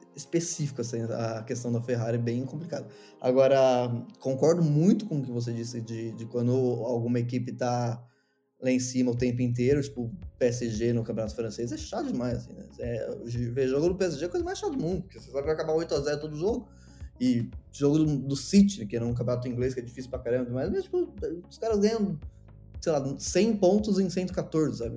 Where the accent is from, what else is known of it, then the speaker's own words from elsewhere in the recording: Brazil; eu sou brasileiro